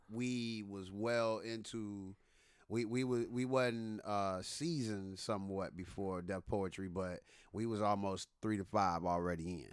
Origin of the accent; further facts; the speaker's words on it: Detroit, Michigan, United States; now in Atlanta, United States; I'm from Detroit